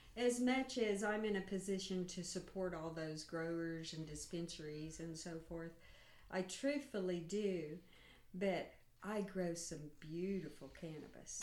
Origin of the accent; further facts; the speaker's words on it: Stigler, Oklahoma, United States; I'm from Stigler, Oklahoma